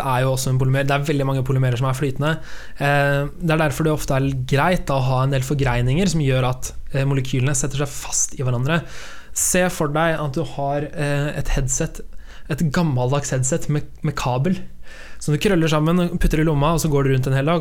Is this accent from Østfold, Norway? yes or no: yes; Sarpsborg, Østfold, Norway; Borregaard, den store fabrikken hjemme i Sarpsborg